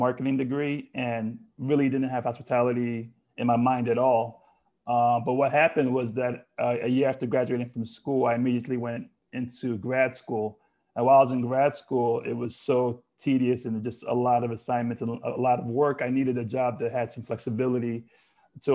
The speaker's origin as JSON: {"language": "English", "region": "Lagos", "country": "Nigeria", "tie": "born or raised there", "said": "I was born and raised in Lagos, Nigeria."}